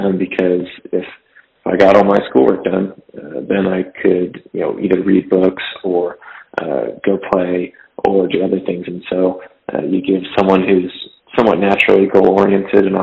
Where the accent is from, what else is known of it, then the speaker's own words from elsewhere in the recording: Fresno, California, United States; I was from Fresno, California. So farm town, about 400,000 people.